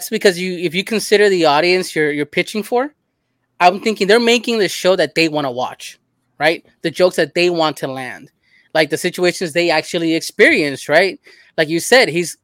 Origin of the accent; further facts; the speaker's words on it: Los Angeles, California, United States; I grew up in L.A. in South Central in a similar neighborhood